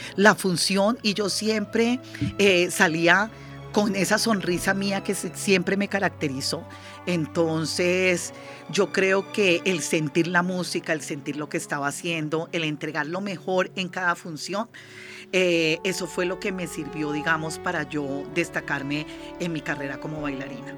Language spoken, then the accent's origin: Spanish; Barbacoas, Nariño, Colombia; now in Bogotá, Colombia; yo soy de Barbacoas Nariño, sí, nací en Mongón, estoy registrada en Barbacoas Nariño, tengo como esa, esa vena del Pacífico por dentro